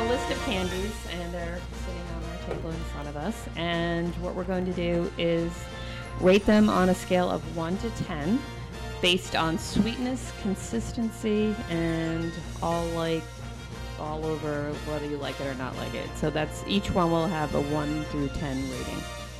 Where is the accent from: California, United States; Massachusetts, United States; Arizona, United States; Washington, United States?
Massachusetts, United States; Waltham; I'm from Waltham.